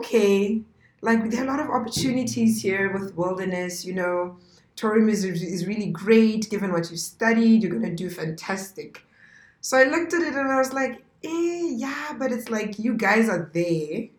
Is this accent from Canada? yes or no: no; Maun, North-West District, Botswana; also born or lived in South Africa; I grew up in Maun. I'm a Maun baby.